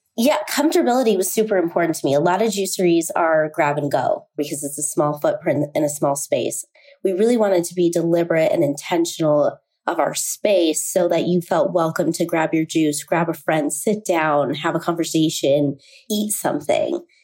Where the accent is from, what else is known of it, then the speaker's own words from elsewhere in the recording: Salt Lake City, Utah, United States; moved away as an adult; I was born and raised in Salt Lake City